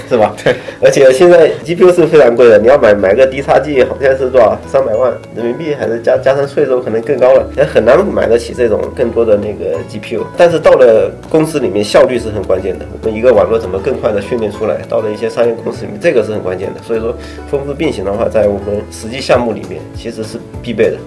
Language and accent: Chinese; southern China, China; 我是南方人嘛，但是我口味好像比较杂